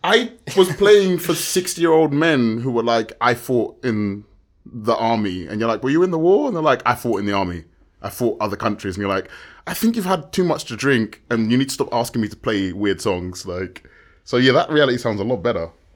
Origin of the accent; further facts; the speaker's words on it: London, United Kingdom; moved away as an adult; now in Madrid, Spain; I was born in London and lived on the outskirts for a number of years